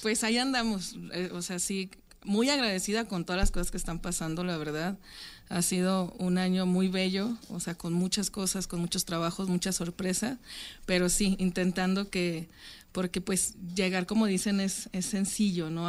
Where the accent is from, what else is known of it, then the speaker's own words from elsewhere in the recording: Francisco I. Madero, Coahuila, Mexico; moved away; yo soy de Francisco y Madero, en Coahuila